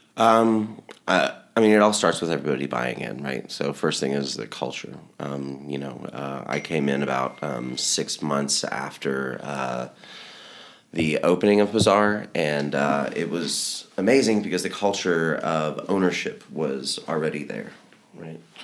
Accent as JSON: {"language": "English", "town": "Little Rock", "region": "Arkansas", "country": "United States", "said": "I'm from Little Rock, Arkansas"}